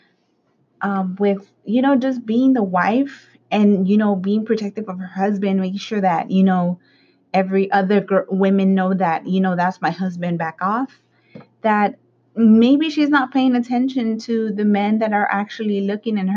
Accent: Los Angeles, California, United States; the side of town where I grew up in South Central, you know, like the Hispanic community

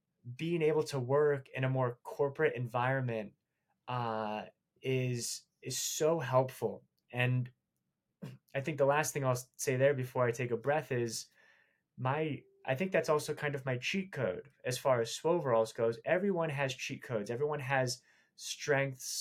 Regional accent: New York City, New York, United States; Born in New York

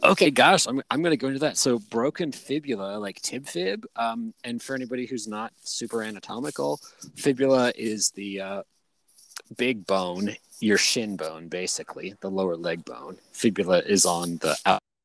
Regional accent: Scotland, United Kingdom; I'm from Scotland

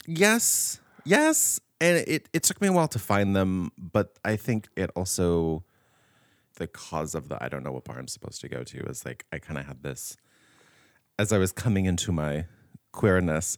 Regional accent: Riverside, California, United States; moved away as an adult; now in San Francisco, United States; I wanted to leave my hometown, but I wanted to stay in California because I was born and raised here

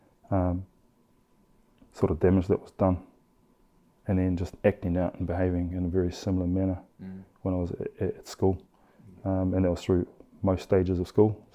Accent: Christchurch, Canterbury, New Zealand; also born or lived in Australia; I grew up in obviously in Christchurch, Shirley, and parts of that was back in Oz. So, you know, right through primary school, intermediate, and high school, I was back and forth.

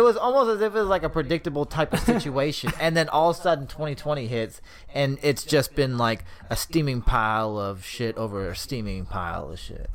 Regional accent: Sacramento, California, United States; we're from Sacramento

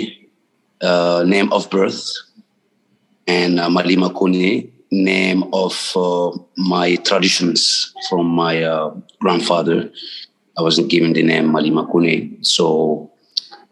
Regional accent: Ouagadougou, Centre, Burkina Faso; also born or lived in Mali; I was born in Burkina Faso and Ouagadougou.

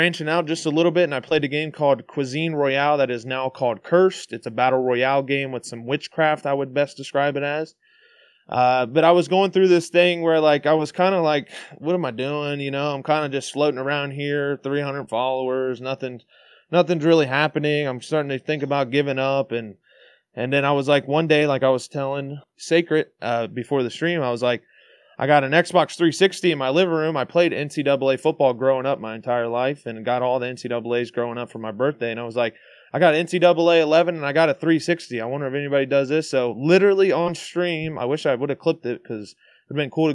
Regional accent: Cincinnati, Ohio, United States; I'm from Cincinnati, Ohio

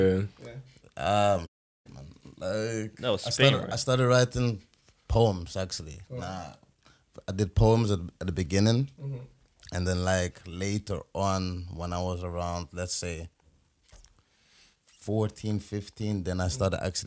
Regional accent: London, United Kingdom; now in Netherlands; I was born in Holland, but I left when I was like around five, and I was raised in London

